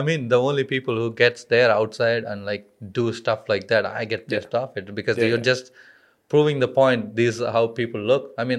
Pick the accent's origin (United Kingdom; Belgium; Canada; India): India; now in Australia; I'm an Indian.